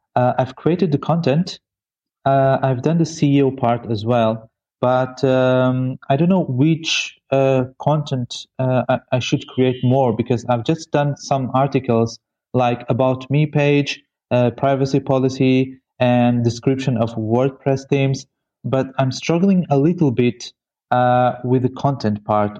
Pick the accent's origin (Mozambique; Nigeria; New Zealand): Mozambique; I am from Mozambique.